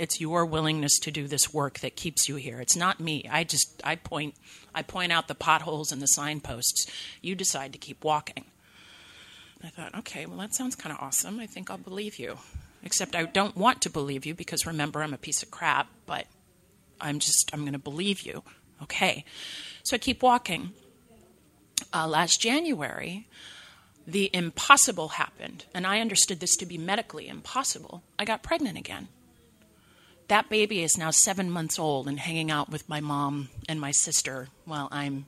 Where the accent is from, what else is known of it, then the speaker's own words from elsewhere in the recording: 2 hours north of Los Angeles, California, United States; moved away as an adult; my hometown, 2 hours north of Los Angeles